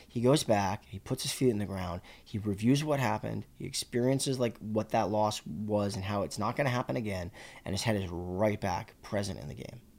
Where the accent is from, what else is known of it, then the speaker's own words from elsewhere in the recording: Boston, Massachusetts, United States; moved away; when I grew up in Boston